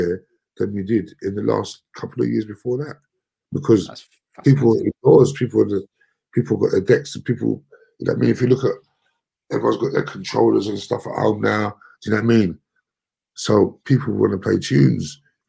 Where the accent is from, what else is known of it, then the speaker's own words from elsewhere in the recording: London, United Kingdom; We're from Brixton